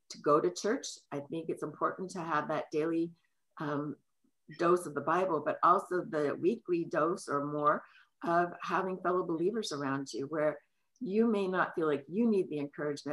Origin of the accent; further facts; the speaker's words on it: San Francisco, California, United States; now in King County, United States; I grew up in San Francisco, where my dad was a policeman